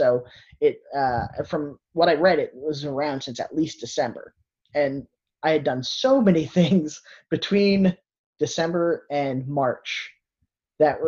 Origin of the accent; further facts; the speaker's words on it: United States; now in New Jersey, United States; there was a drive-in theater in Warwick, New York that I had grown up with. It was like 20 minutes from my hometown